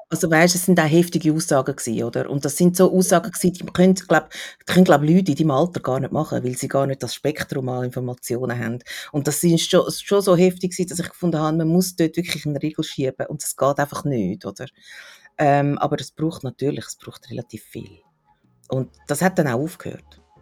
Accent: Switzerland; bei uns in der Schweiz

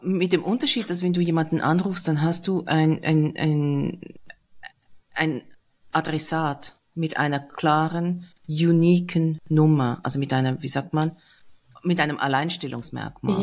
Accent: Switzerland; Bei uns ist die größte Stadt Zürich

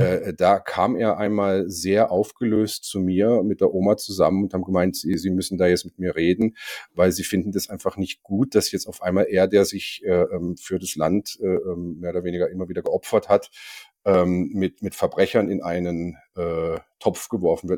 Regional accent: Germany; ich bin Deutscher

